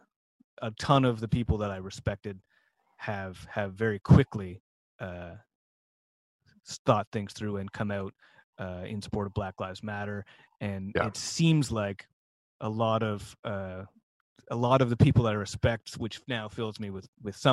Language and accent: English; Ottawa, Ontario, Canada; moved away; I grew up in Ottawa.